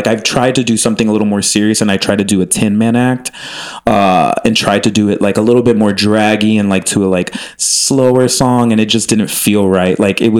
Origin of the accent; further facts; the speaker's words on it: Miami, Florida, United States; also born or lived in Chicago; And I grew up in Miami, but then I moved to Chicago and then came out here.